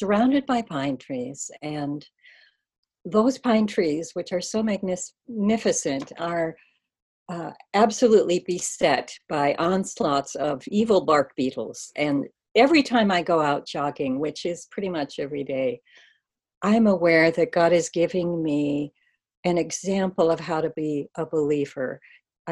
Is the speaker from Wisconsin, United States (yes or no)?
yes; Oconomowoc, Wisconsin, United States; born or raised there; also born or lived in Watertown, Wisconsin